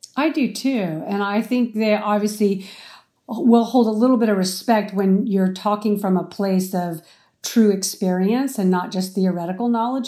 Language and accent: English; Arizona, United States; moved away as an adult; also born or lived in Houston, Texas; now in California, United States; I grew up in Arizona and I went to college in Houston, Texas.